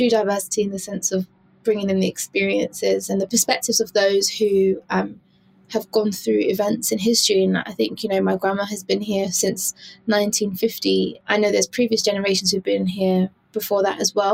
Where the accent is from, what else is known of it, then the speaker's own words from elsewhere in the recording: United Kingdom; also born or lived in New Zealand; I am a British born Jamaican